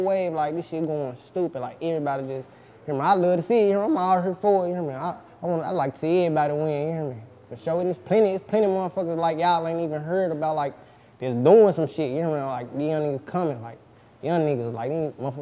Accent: Memphis, Tennessee, United States; I'm from the north side of Memphis

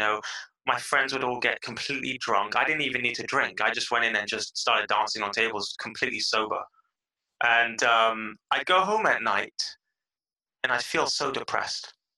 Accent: London, United Kingdom; now in Israel; I was born and raised in London

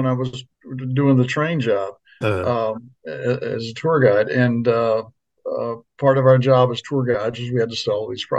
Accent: Washington, District of Columbia, United States; growing up in the Washington D.C. area, it's the same thing.

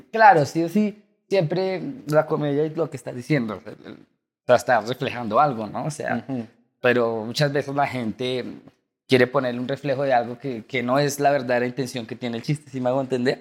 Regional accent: Chía, Cundinamarca, Colombia; yo soy de Chía, que es acá un, pueblo cerca de Cabo.

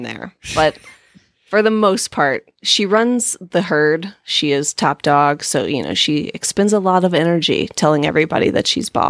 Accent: Newnan, Georgia, United States; I'm from the Atlanta area, Noonan, Georgia. It's right below Atlanta.

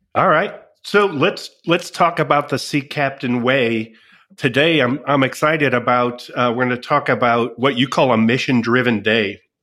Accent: Midwest, United States; we're both from the Midwest

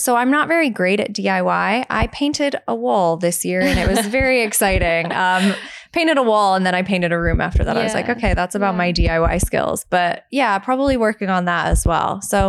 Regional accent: United States; moved away as an adult; now in United Kingdom; I was obviously from America.

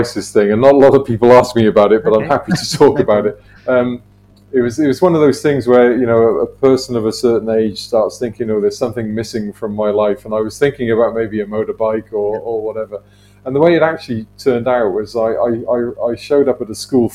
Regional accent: the Welsh valleys, Wales, United Kingdom; I grew up in the Welsh valleys.

